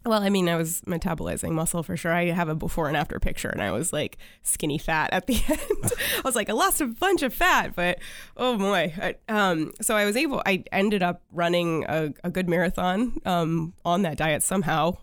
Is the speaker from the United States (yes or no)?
yes; China, Maine, United States; also born or lived in Waterville, Maine; I grew up in China, Maine. Yes, that is a, a, a town in Maine